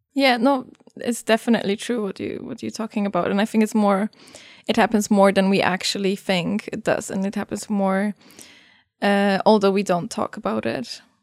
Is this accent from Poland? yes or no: yes; Poland; I come from Poland